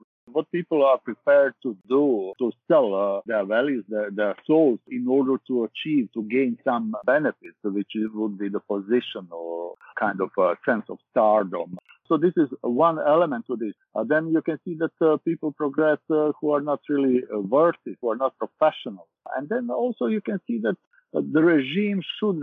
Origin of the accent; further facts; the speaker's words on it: Sarajevo, Federation of Bosnia and Herzegovina, Bosnia & Herzegovina; moved away as an adult; now in London, United Kingdom; I'm from Sarajevo, Bosnia and Herzegovina.